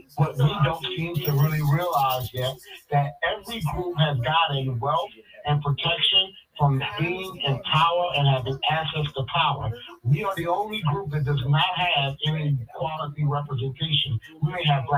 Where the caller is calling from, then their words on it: Ridgeland, South Carolina, United States; calling from Ridgeland